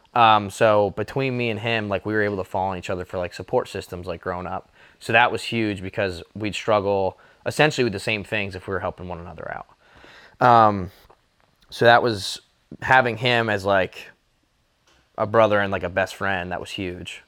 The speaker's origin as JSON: {"language": "English", "area": "near Easton", "region": "Pennsylvania", "country": "United States", "tie": "born or raised there", "said": "five minutes from here"}